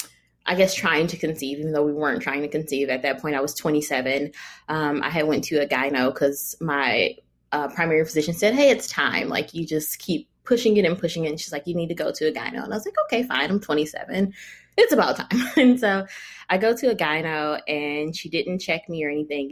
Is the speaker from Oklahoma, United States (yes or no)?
no; Michigan, United States; moved away as an adult; now in California, United States; I am from Michigan. My husband is from Ohio